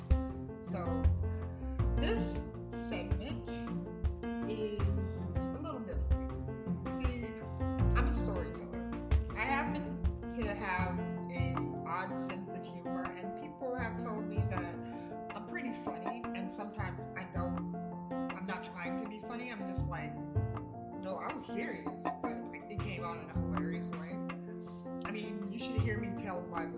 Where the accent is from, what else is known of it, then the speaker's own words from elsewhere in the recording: United States; also born or lived in Altus, Oklahoma / Decatur, Georgia / Louisiana; I was born in Altus, Oklahoma, and I was raised in Decatur, Georgia, and La Paz, Louisiana